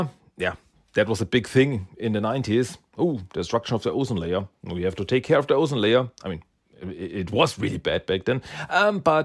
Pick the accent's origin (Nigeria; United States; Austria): Austria; English is a second language; And I live in Austria. I am from Austria.